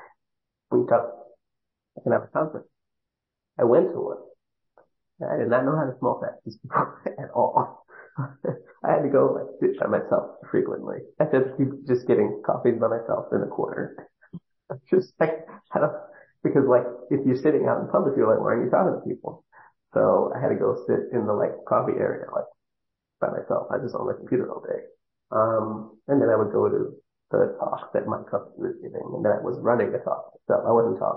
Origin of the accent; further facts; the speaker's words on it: Northeast, United States; accent: Northeast; also born or lived in New York; I clearly sound like I'm from the Northeast